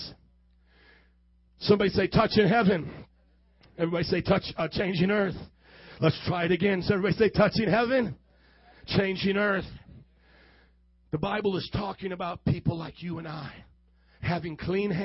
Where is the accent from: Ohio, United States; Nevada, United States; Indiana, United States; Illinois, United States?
Indiana, United States; Fort Wayne; now in Chicago, United States; I'm from Fort Wayne, Indiana, where the corn grows about this high. I'm not a Chicagoan